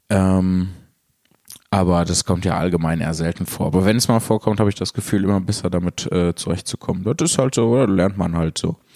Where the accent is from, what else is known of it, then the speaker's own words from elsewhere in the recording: Mannheim, Baden-Württemberg, Germany; ich war schon bei einer sehr kleinen Veranstaltung von Jan Philipp, die in meiner Heimat Mannheim stattfand.